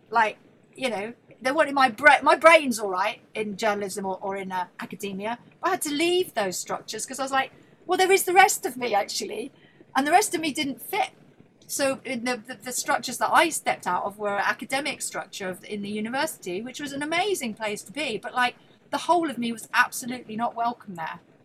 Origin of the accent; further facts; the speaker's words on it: Buckinghamshire, South East England, United Kingdom; my nice girls' grammar school in Buckinghamshire